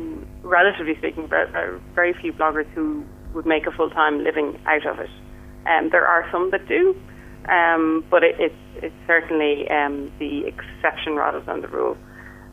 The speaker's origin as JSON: {"language": "English", "country": "Ireland", "tie": "born or raised there", "said": "I grew up in what you might say, you know, typical Irish family."}